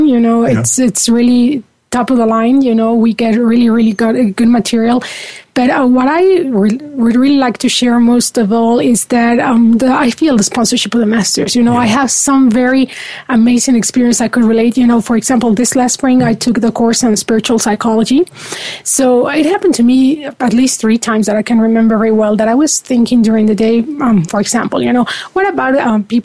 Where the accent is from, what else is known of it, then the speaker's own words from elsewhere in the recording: Mexico City, Mexico; moved away as an adult; now in United States; I was born and raised in Mexico City. I lived here in the United States for 11 years